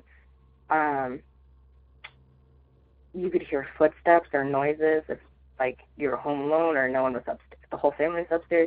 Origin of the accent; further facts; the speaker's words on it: Denver, Colorado, United States; I'm from Denver, Colorado